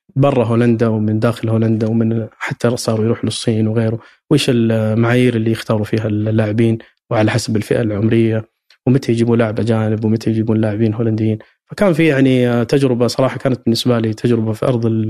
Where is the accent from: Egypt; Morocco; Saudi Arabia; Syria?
Saudi Arabia; عندنا في السعوديه